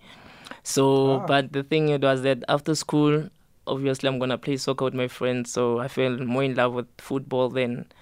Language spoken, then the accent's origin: English; Rietvlei Extension 23, West Rand, Gauteng, South Africa; moved away as an adult; also born or lived in Bloemfontein; I'm from Rietvlei Extension 23, West Rand. Mm-hmm. I grew up there.